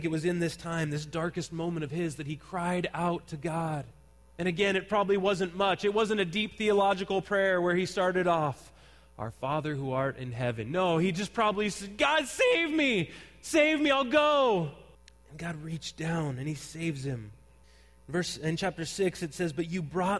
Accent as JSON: {"language": "English", "town": "Santa Cruz", "region": "California", "country": "United States", "tie": "born or raised there", "said": "I grew up in Santa Cruz, and one of the children's programs that they have in Santa Cruz area is called Junior Lifeguards"}